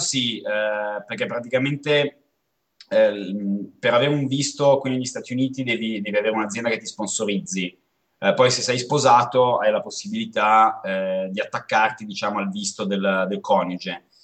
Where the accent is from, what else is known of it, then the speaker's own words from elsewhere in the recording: Como, Lombardy, Italy; moved away; noi veniamo da Como, quindi una città dove c'è nebbia e freddo